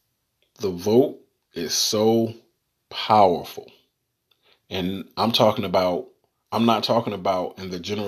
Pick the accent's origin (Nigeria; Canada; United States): United States; the South; I am from the South, born and raised.